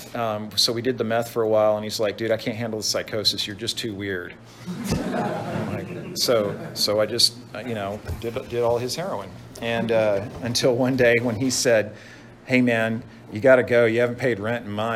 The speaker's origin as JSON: {"language": "English", "town": "Dallas", "region": "Texas", "country": "United States", "tie": "born or raised there", "moved": "as an adult", "lives_now": "Dana Point, United States", "said": "growing up in Dallas, Texas"}